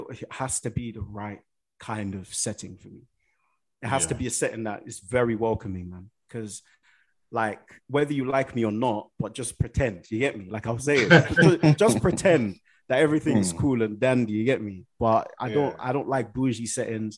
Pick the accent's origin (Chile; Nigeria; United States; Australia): Nigeria; I'm a Nigerian guy.